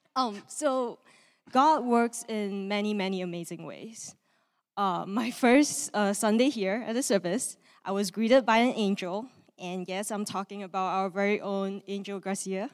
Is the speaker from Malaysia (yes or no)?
yes; Malaysia; moved away; I am from Malaysia, and I grew up in a, um, non-religious home.